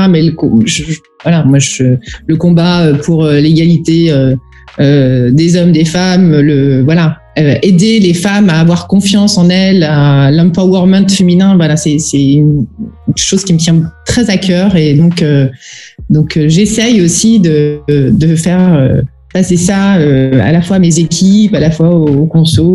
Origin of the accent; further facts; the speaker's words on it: Auvergne-Rhône-Alpes, France; je suis originaire d'Auvergne